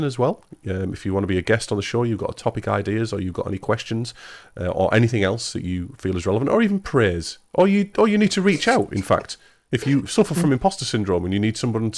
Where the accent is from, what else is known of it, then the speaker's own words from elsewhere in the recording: England, United Kingdom; I'm English